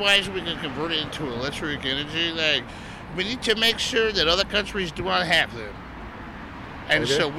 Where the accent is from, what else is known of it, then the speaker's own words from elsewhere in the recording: Kansas City, United States; I'm from Kansas City.